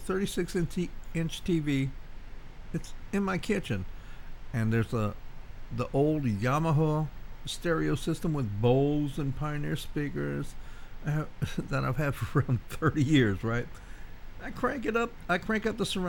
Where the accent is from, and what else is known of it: Cajun, Louisiana, United States